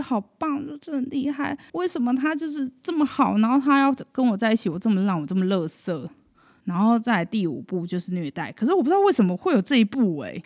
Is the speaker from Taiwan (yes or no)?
yes; Taiwan; 我们一个台湾人